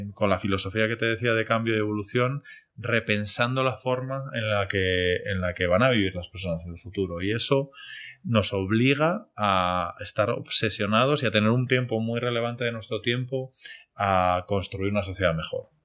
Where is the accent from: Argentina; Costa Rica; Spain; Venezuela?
Spain; moved away as an adult; also born or lived in Medellín, Colombia; now in Colombia; como decimos españoles